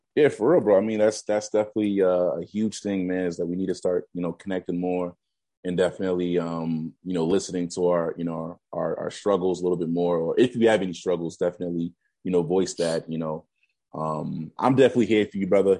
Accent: Boston, Massachusetts, United States; I'm from the Bean and from Boston

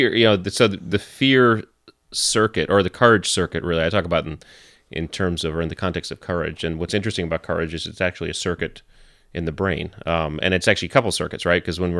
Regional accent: Connecticut, United States; So I grew up in Connecticut

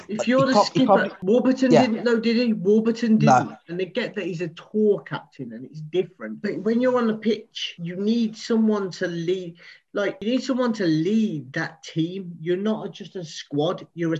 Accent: England, United Kingdom; I'm English.

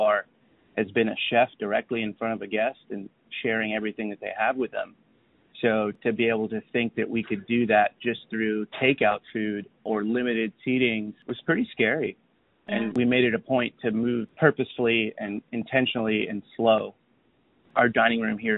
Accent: San Antonio, Texas, United States; also born or lived in Austin, Texas / Hyde Park, New York / Washington, D.C.; I grew up in San Antonio, Texas

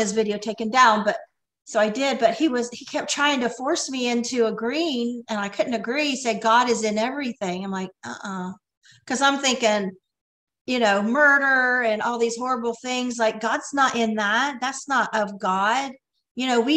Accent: Ohio, United States; moved away as an adult; also born or lived in Michigan; We're from Ohio.

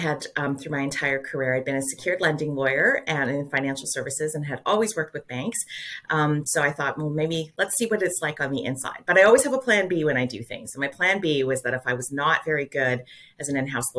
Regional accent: Calgary, Alberta, Canada; now in Toronto, Canada; I grew up in Calgary

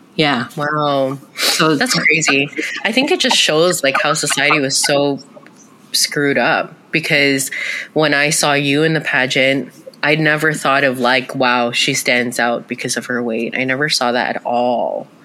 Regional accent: Canada; we're two sisters here to share our experiences as Canadian born Filipinas.

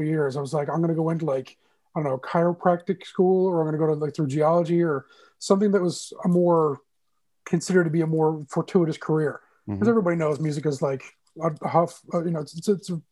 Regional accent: St. John's, Newfoundland and Labrador, Canada; moved away; also born or lived in Toronto; Born and raised in St. John's, Newfoundland, Labrador, East End kid for life

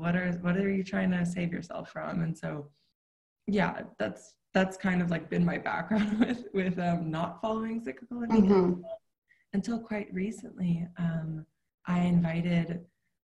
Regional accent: New York City, New York, United States; I grew up in New York City in Manhattan, in a city

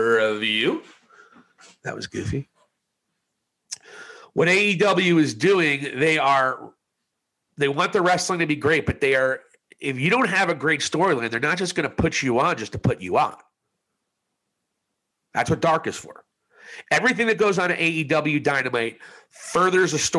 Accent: New Jersey, United States; I was from New Jersey

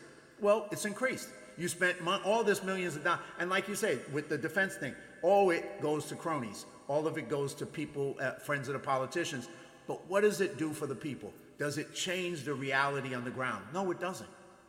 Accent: New York City, New York, United States; I grew up in the ghetto. I grew up in the South Bronx in New York in poverty.

